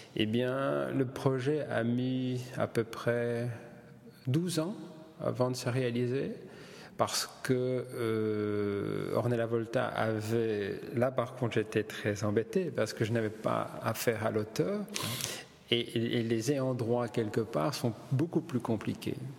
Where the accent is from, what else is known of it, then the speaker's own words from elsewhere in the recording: Boussu, Wallonia, Belgium; also born or lived in Italy; je suis né à Boussu dans le Hainaut